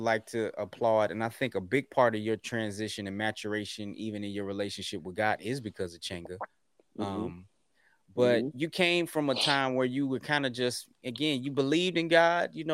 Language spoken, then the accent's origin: English; the South, United States; also born or lived in Germany; people from the South, I'm identifying as being a Southerner